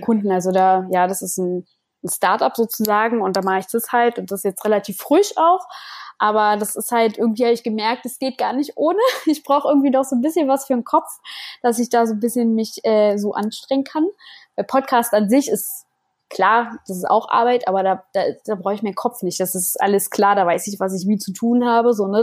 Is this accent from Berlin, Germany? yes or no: yes; Berlin, Germany; moved away; ich komme ursprünglich komme ich aus Berlin